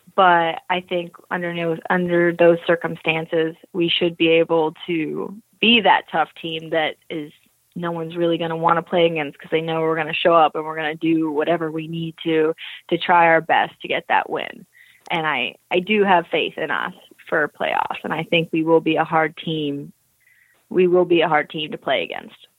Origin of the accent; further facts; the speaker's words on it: Eustis, Florida, United States; moved away; I grew up in a town called Eustis, Florida. So that's central Florida.